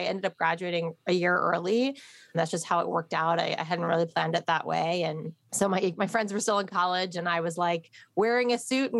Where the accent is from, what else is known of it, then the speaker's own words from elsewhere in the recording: Midwest, United States; I'm from the Midwest